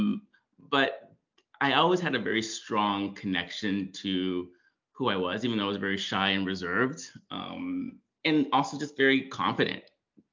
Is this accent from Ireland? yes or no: no; Oxnard, California, United States; born and raised in Oxnard, California